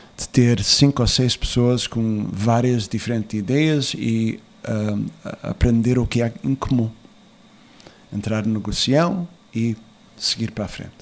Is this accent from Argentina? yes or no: no; United States; also born or lived in Azores; eu nasci nos Estados Unidos